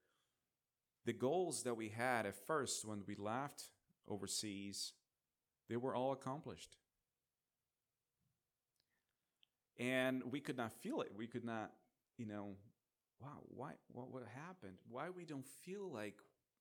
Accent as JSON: {"language": "English", "country": "Brazil", "moved": "yes", "said": "I'm from Brazil."}